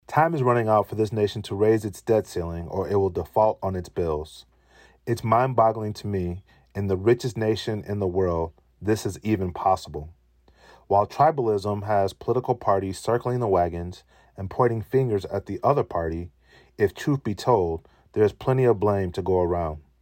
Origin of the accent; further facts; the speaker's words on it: United States; we as the American people